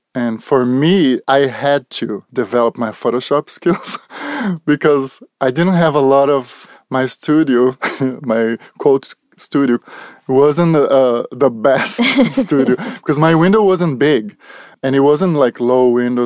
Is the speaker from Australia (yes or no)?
no; Brazil; English is a second language; moved away as an adult; also born or lived in Charlotte, North Carolina; now in California, United States; I'm from Brazil, so it's been about fifteen years now. that I'm in United States, that I moved to the United States.